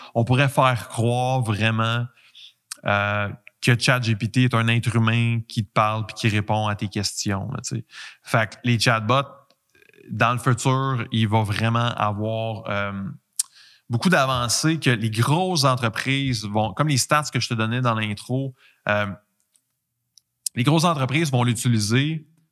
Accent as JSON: {"language": "French", "region": "Quebec", "country": "Canada", "accent": "Québécois", "said": "j'ai un accent québécois"}